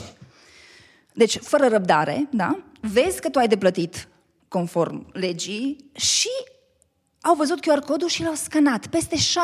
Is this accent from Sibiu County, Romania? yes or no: no; Baia Mare, Maramureș County, Romania; moved away as an adult; also born or lived in Bucharest, Romania; now in Cluj-Napoca, Romania; eu sunt din Baia Mare